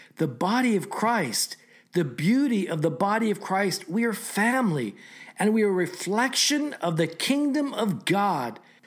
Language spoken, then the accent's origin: English; Japan; now in United States; I was born in Japan